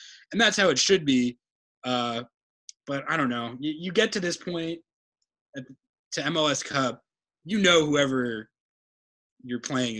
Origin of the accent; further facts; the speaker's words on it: New Mexico, United States; moved away; I grew up in New Mexico where it's a desert, but it gets pretty cold in the winter.